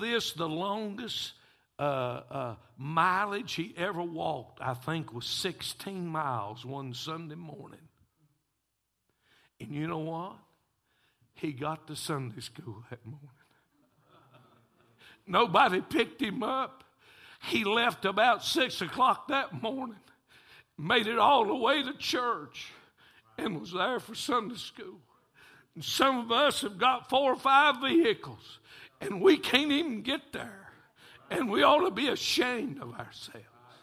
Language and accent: English; Taylorsville, North Carolina, United States; I'm from Taylorsville